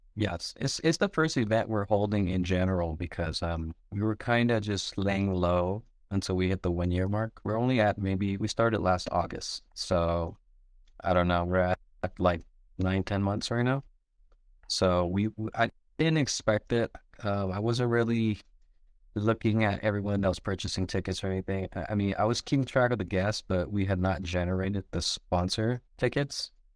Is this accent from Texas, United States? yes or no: no; San Diego, California, United States; also born or lived in Michigan; I grew up in San Diego in Linda Vista